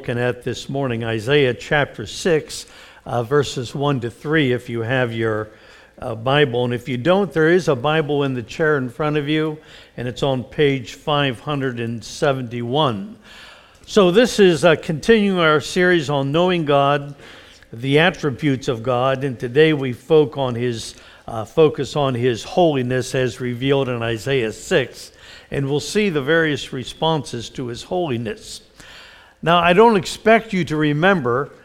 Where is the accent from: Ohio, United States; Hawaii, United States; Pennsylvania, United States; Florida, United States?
Pennsylvania, United States; Mount Lebanon; I was raised in the Presbyterian Church in Mount Lebanon outside of Pittsburgh